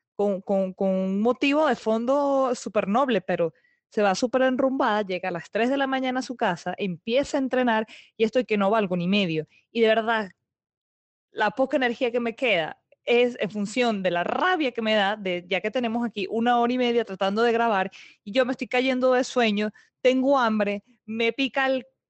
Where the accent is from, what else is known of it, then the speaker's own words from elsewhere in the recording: Venezuela; moved away; yo soy muy venezolana